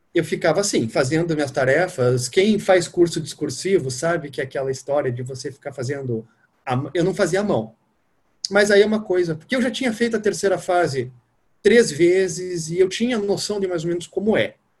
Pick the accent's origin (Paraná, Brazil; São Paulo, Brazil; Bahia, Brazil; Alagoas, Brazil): Paraná, Brazil; Curitiba; moved away as an adult; also born or lived in Rio de Janeiro; now in Brasília, Brazil; Sou nascido em Curitiba, moro em Brasília.